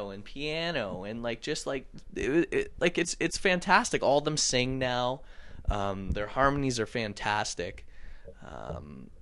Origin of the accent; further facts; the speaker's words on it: Canada; Growing up in Canada